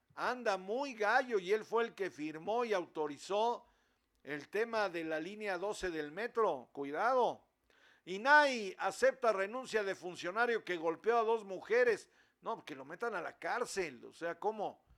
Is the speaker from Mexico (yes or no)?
yes; Mexico